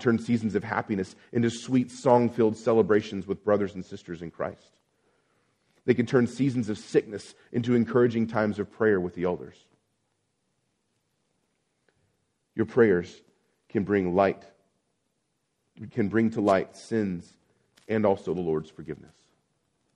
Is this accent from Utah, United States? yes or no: no; Abilene, Texas, United States; moved away; I've lived in a series, in a long drought in my hometown of Abilene, Texas.